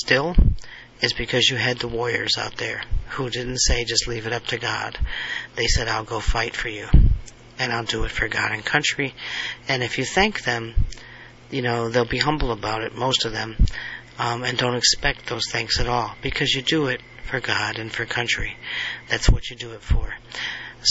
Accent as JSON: {"language": "English", "country": "United States", "said": "I have an obligation to be part of what my country is involved in and be an American"}